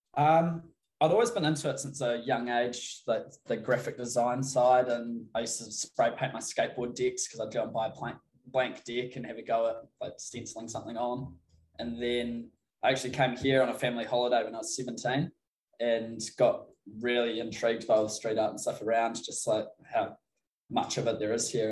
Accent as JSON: {"language": "English", "town": "Christchurch", "region": "Canterbury", "country": "New Zealand", "said": "I'm from Christchurch, so it's down the middle of the South Island."}